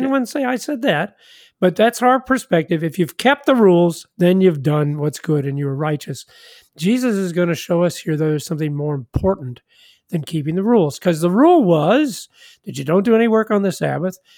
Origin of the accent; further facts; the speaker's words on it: Kansas City, Missouri, United States; I'm from Kansas City, Missouri